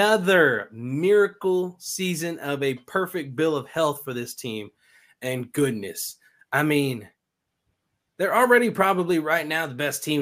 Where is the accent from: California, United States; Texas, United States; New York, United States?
Texas, United States; moved away; I'm from Texas, right? I'm a Texan with like sweet tea and stuff